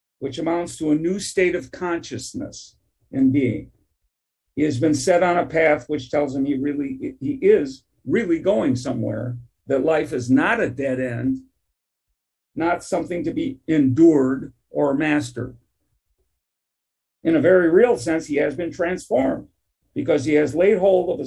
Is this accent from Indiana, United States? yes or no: no; Detroit, Michigan, United States; I grew up in Detroit, Michigan.